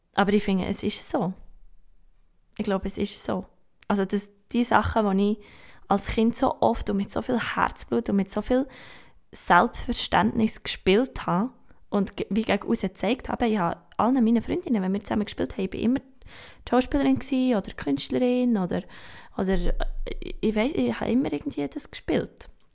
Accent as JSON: {"language": "German", "town": "Gstaad", "region": "Bern", "country": "Switzerland", "tie": "born or raised there", "moved": "yes", "lives_now": "Bern, Switzerland", "said": "Ich bin ein Bergkind, ich komme aus, aus dem Sahnenland, aus Gstaad"}